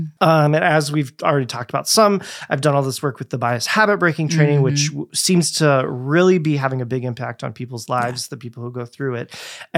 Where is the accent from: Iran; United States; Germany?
Germany; born there; I was born in Germany. And lived a few places in Germany. I went to first through third grade in Germany.